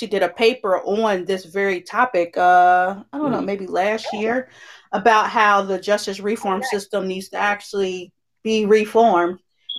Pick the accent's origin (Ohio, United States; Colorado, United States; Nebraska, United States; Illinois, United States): Ohio, United States; Cincinnati